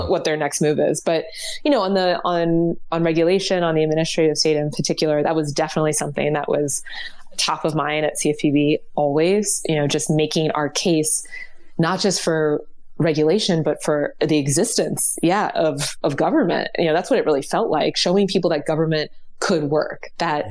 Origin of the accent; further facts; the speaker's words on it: Ohio, United States; I'm from Ohio